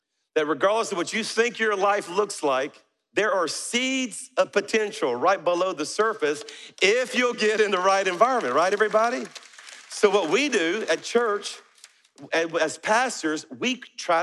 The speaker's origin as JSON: {"language": "English", "region": "South Louisiana", "country": "United States", "moved": "yes", "lives_now": "Alabama, United States", "said": "I'm a Cajun from South Louisiana. So our church is in Alabama, but I'm a Cajun from South Louisiana."}